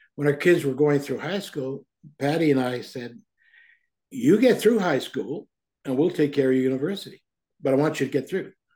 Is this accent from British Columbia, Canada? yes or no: no; Toronto, Ontario, Canada; also born or lived in Guelph; When I was a young kid growing up in Toronto